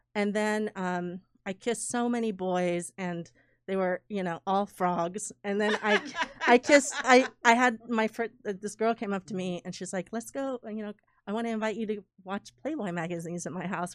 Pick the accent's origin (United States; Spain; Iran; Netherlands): Iran; moved away; I was born in Iran, um, in nineteen seventy-seven